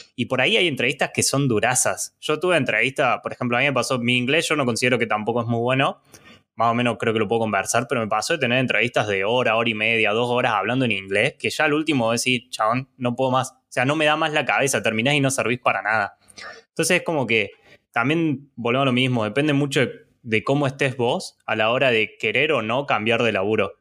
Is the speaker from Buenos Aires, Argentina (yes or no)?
no; Córdoba, Argentina; soy de Córdoba